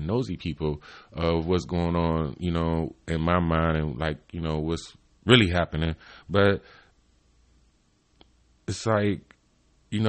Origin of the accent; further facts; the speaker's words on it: Cleveland, Ohio, United States; I'm from Cleveland, Ohio, East Cleveland